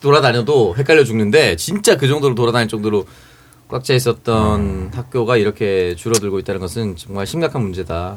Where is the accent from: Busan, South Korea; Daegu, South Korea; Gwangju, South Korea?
Busan, South Korea; 저는 이제 부산 사상구 모라동에서 컸어요